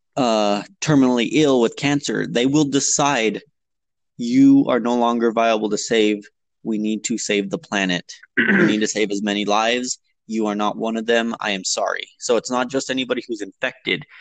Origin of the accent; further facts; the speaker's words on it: Las Vegas, New Mexico, United States; I am from Las Vegas, which is a smaller town, um, and we Las Vegas resides in San Miguel County